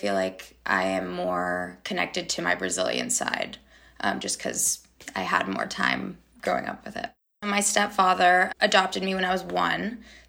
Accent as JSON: {"language": "English", "country": "United States", "tie": "born or raised there", "said": "But I was born in America, so kind of have a little sprinkle of everything."}